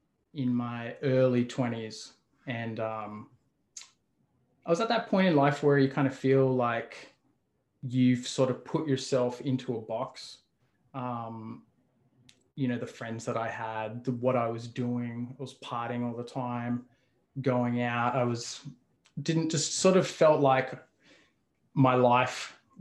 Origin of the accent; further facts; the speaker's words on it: Australia; moved away as an adult; now in Toronto, Canada; originally I'm from Australia. I've lived in Toronto for 12 years now.